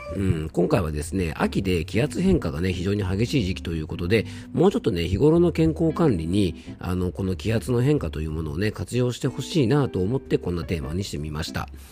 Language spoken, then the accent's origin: Japanese; Hirose, Yamanashi, Japan; この地元の広瀬